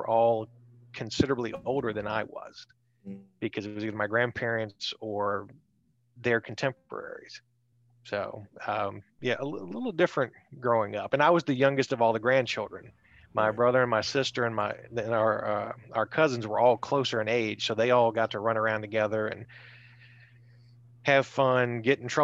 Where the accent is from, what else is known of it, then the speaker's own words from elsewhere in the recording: Richmond, Virginia, United States; growing up in the West End, I mean, there was, like I said, there were strangers, and the next thing you would hit of remote civilization would be Innsbruck